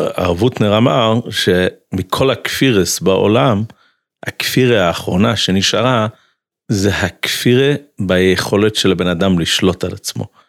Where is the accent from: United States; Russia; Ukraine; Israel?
United States; moved away; אני גדלתי בחצר של ריז'ן, של קפיצ'ניץ בארצות הברית